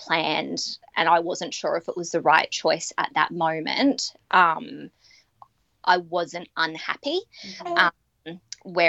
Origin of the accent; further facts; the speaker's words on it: Australia; now in Mount Isa, Australia; I'm Australian